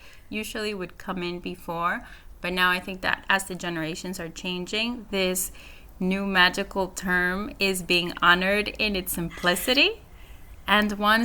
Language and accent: English; Honduras; moved away; also born or lived in Nicaragua; I grew up in Honduras. I'm actually from Nicaragua, but I did high school in Honduras